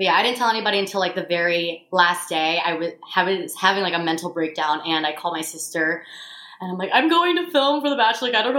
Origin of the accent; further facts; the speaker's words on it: Syracuse, New York, United States; also born or lived in Los Angeles / Tampa; Born and raised in Syracuse, and now I live in Syracuse, LA, and Tampa.